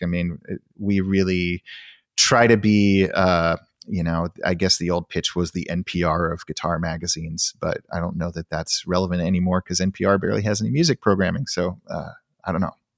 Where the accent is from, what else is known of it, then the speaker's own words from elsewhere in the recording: outside of Sacramento, Northern California, United States; I grew up in Northern California in, uh, outside of Sacramento